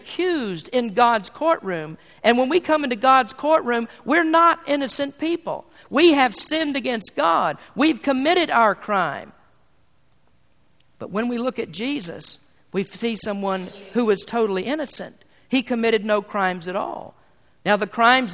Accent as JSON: {"language": "English", "country": "United States", "said": "being an American"}